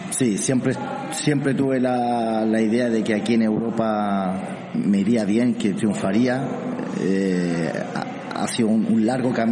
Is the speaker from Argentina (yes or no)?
no; Santiago, Santiago Metropolitan, Chile; also born or lived in Arica; un chileno de, eh, exactamente qué ciudad? Arica. Nací en Arica y me crié en Santiago.